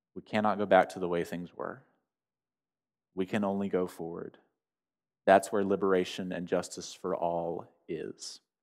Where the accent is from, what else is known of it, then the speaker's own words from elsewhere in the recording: United States; me as an American